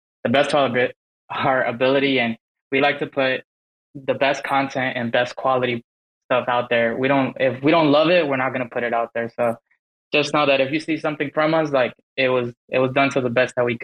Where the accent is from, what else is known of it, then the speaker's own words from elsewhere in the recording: Dallas, Texas, United States; I'm from Dallas, Texas, and I'm the founder of Rival Bear Society